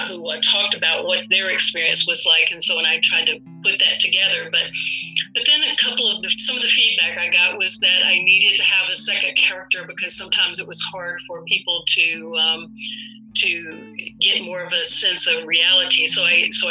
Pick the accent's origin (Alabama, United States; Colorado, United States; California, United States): Alabama, United States; North; moved away as an adult; now in Atlanta, United States; I grew up in North Alabama, as you read before, in a very rural area